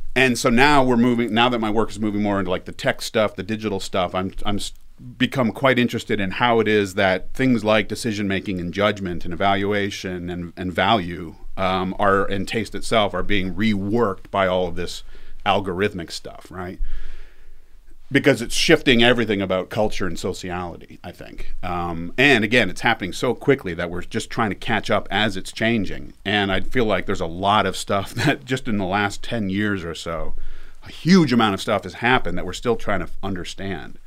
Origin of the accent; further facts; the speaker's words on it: Canada; moved away as an adult; now in Las Vegas, United States; I'm from Canada. It's been a long time. Um, I went to grad school in ninety-seven. So I've been, I think, in the States for longer than I was in Canada